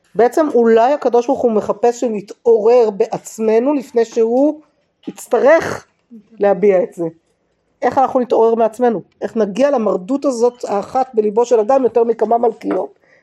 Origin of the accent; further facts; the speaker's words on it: Jerusalem, Jerusalem District, Israel; שגדלתי בעיר העתיקה